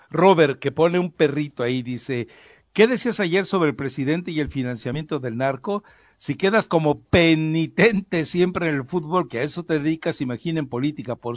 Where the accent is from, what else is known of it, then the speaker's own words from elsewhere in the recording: Mexico; O sea, me están diciendo que yo como mexicano no puedo votar y ellos sí.